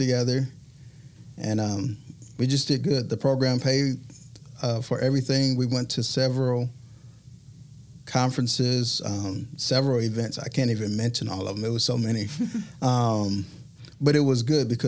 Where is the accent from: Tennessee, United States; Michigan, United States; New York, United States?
Michigan, United States; Detroit; moved away as an adult; now in Mobile, United States; I am from Michigan. I'm from Michigan. From Detroit, Michigan.